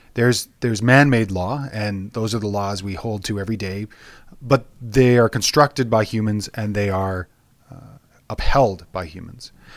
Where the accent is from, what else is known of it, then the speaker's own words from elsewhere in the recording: Alberta, Canada; I was born and raised in Alberta